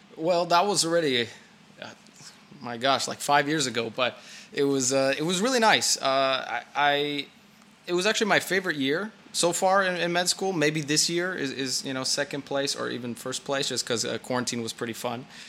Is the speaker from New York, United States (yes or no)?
no; California, United States; moved away as an adult; now in Brno, Czechia; I was born and raised in California